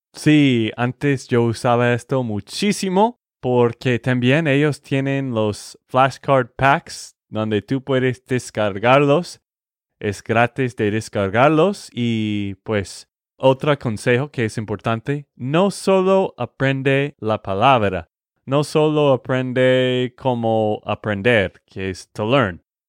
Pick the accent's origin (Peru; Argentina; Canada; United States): United States; Texas; de Texas, Estados Unidos